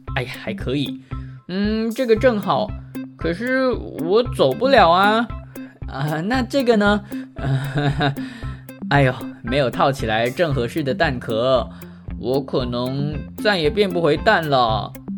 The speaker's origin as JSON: {"language": "Chinese", "region": "Penang", "country": "Malaysia", "tie": "born or raised there", "also_born_or_lived": "Kuala Lumpur / Taiwan", "moved": "as an adult", "said": "槟城它是我的老家， 因为那里有家人"}